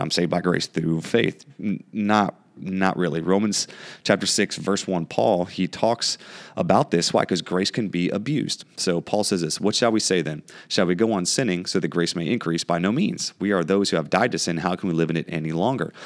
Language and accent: English; United States; growing up in the United States